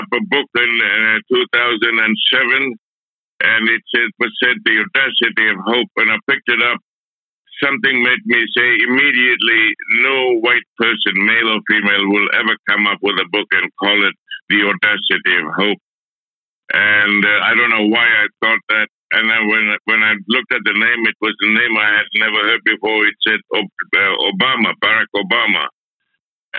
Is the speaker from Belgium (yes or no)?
no; Adelaide, South Australia, Australia; when I was growing up in Adelaide